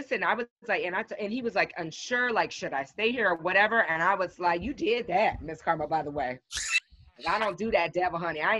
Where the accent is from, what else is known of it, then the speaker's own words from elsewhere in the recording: United States; I mean, being American right now, it's embarrassing.